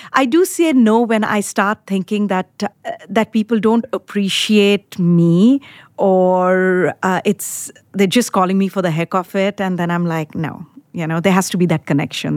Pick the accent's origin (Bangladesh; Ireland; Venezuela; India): India; moved away as an adult; now in United States; I was born in India, grew up in India, did my undergrad in India. And I came to the United States in nineteen ninety-eight